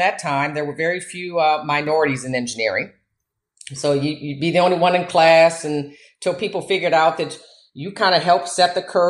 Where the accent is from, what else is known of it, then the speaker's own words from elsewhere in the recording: Michigan, United States; moved away as an adult; also born or lived in Louisiana / Nigeria / Angola / Papua New Guinea; I grew up in Michigan